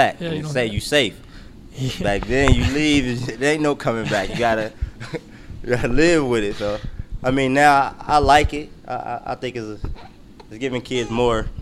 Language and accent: English; Cincinnati, Ohio, United States; I was from Cincinnati too